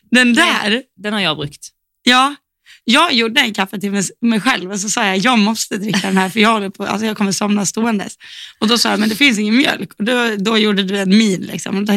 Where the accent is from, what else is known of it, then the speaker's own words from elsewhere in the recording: Lund, Skåne, Sweden; Ja, det är Lund. Jag är från Lund.